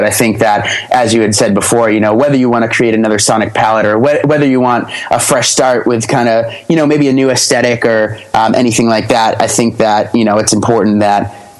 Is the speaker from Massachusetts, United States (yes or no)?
yes; Grover, Massachusetts, United States; Oh yeah. Grover, Massachusetts.